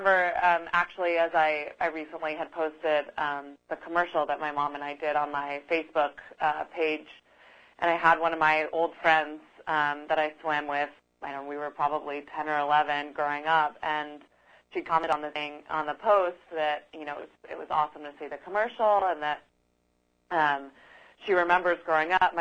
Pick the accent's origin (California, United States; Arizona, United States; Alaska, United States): Arizona, United States; Tucson; I grew up in Tucson, Arizona.